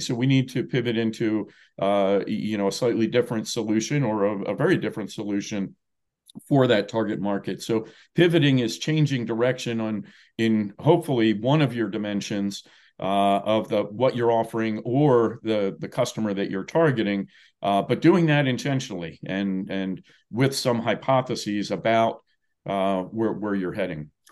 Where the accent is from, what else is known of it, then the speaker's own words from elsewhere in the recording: New Jersey, United States; also born or lived in Washington, D.C.; now in Indiana, United States; I grew up in New Jersey